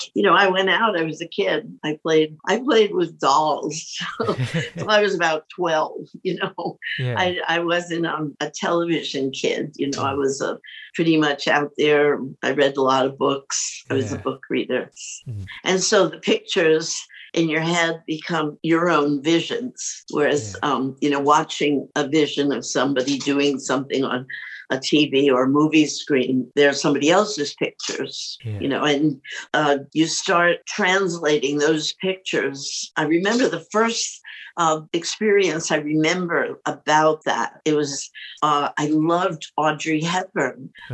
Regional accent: New York City, New York, United States; I think about the way I grew up. It was a really great time. My parents, I grew up in New York City.

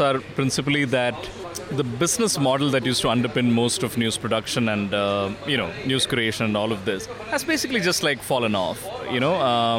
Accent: Malayali, Kerala, India

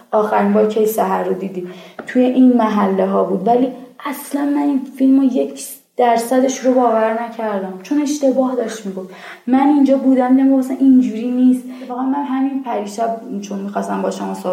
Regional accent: Islamshahr, Tehran Province, Iran; چقدر من خودم کشتم و مرمور می شدم از اینکه بگم بچه اسلام شرم

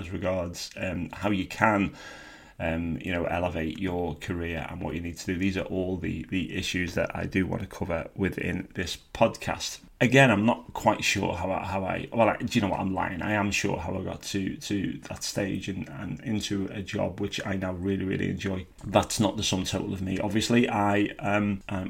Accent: Birkenhead, North West England, United Kingdom; I was born in Birkenhead on the Wirral and lived there with my mum and dad and my six sisters for most of my childhood

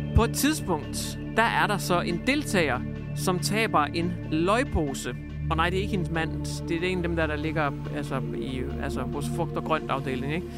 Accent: Hjørring, North Denmark Region, Denmark; Jeg har levet med det i lang tid i Jøring, hvor jeg kommer fra. Nordegnen

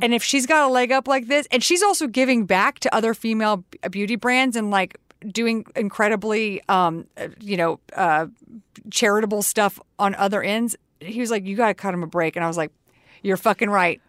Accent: Texas, United States; We're both from Texas.

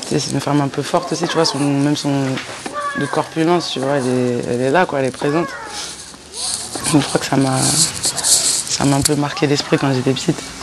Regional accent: Bron, Auvergne-Rhône-Alpes, France; Alors je suis née à, à Bron, à Lyon, tu vois, c'est à côté de Lyon

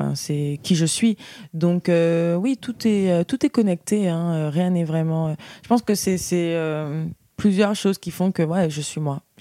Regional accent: Guadeloupe, France; Voilà, je viens de la Guadeloupe et ça me tenait à cœur de créer quelque chose où je puisse vraiment transmettre mon expérience.

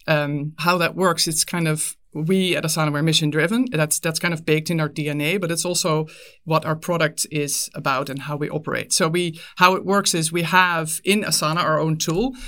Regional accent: Netherlands; moved away as an adult; now in United States; I was, I was born and raised in the Netherlands, but I, I moved, uh, to the U S pretty early in my career.

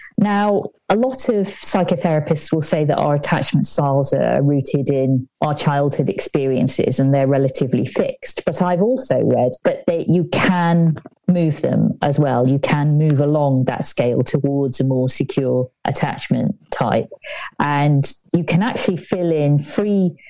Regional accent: United Kingdom

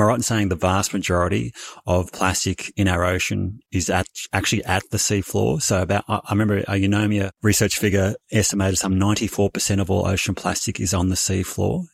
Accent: Bendigo, Victoria, Australia; originally born and raised in Bendigo in country Victoria

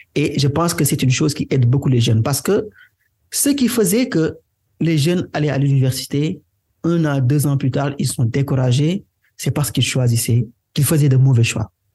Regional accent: Senegal; first language Wolof; French is a second language; je suis sénégalais, né au Sénégal, grandi au Sénégal

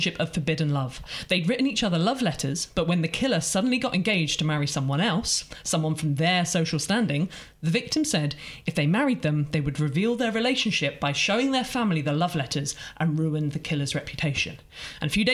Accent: Isle of Wight, South East England, United Kingdom; I come from the Isle of Wight.

